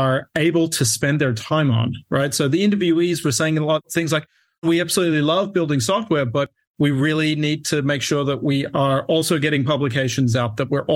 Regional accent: Australia; accent: Australian; moved away as an adult; now in United States; I grew up in Australia

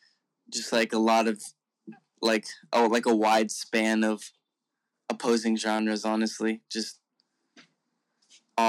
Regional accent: Bakersfield, California, United States; moved away; I was born in Bakersfield.

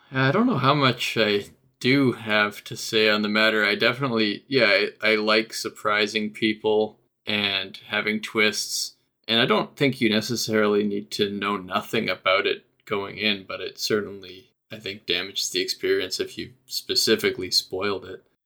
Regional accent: Canada; I'm Canadian

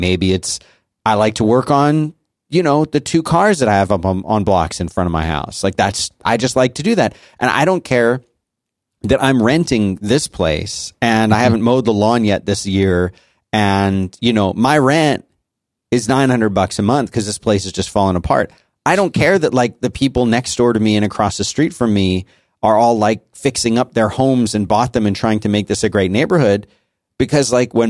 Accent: Florida, United States; And the funny thing is, like, growing up in South Florida, it was not like that.

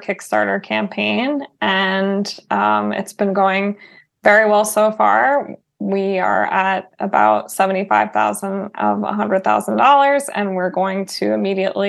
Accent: New York City, New York, United States; I grew up in Sheepshead Bay.

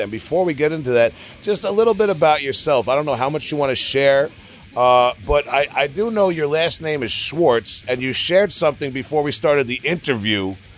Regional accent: Long Island, New York, United States; we're from Long Island

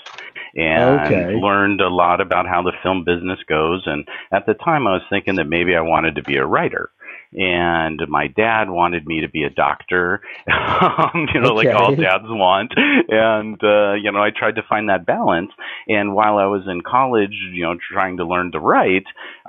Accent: Southern California, United States; moved away as an adult; I'm from Southern California, born there, native there, went to high school there, college there, and lived there for the first 50 years of my life

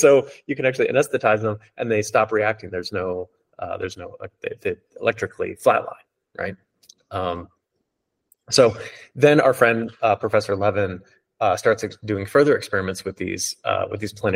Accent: Hawaii, United States; I grew up with these in Hawaii

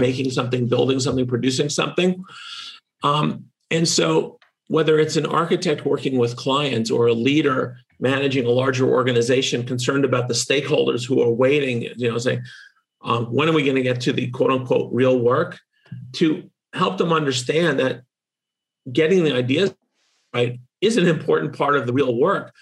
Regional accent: Massachusetts, United States; In my home state of Massachusetts

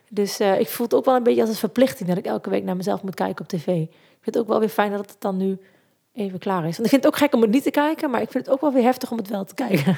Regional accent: Zieuwent, Gelderland, Netherlands; En ik kom uit Zeeuwent in het mooie Achterhoek

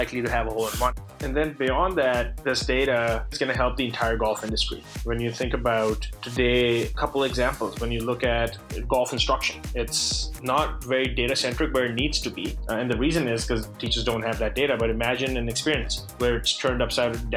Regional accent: Pakistan; I grew up in Pakistan

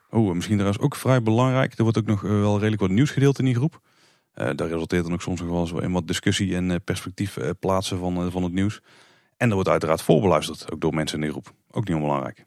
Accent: Netherlands; als Nederlander

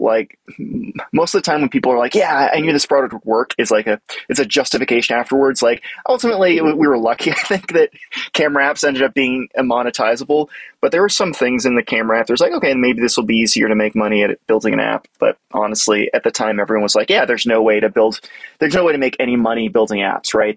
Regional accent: Boston, Massachusetts, United States; I grew up around the Boston area

